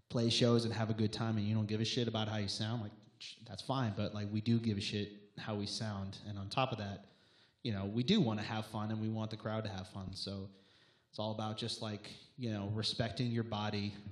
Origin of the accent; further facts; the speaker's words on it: Long Island, New York, United States; we're from Long Island